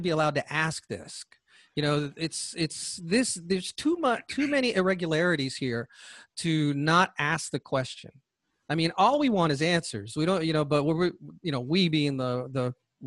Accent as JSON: {"language": "English", "region": "Georgia", "country": "United States", "tie": "born or raised there", "said": "Georgia, my home state"}